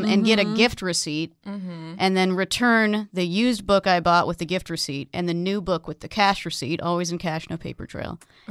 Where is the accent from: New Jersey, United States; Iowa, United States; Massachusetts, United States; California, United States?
California, United States; Central; also born or lived in New Orleans; the library in my hometown, which is this like shitty Central Californian town